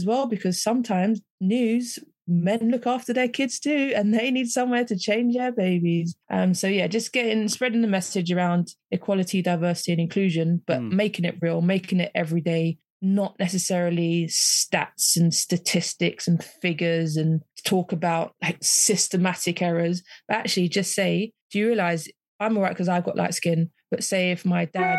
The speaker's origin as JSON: {"language": "English", "region": "London", "country": "United Kingdom", "tie": "born or raised there", "also_born_or_lived": "Kent", "moved": "yes", "said": "my experiences growing up in South London and moving away out to Kent"}